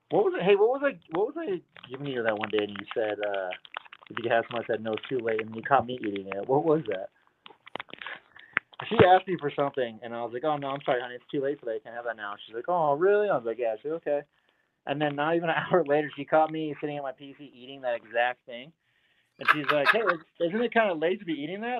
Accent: California, United States; moved away as an adult; now in Colorado, United States; I'm from California

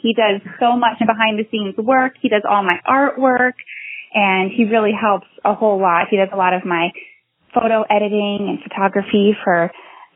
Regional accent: just north of Atlanta, Georgia, United States; I'm from Georgia. I've lived just north of Atlanta my whole life

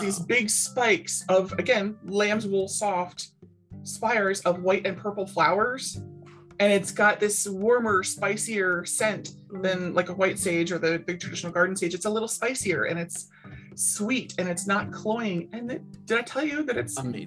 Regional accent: Baltimore, Maryland, United States; I grew up in Baltimore City

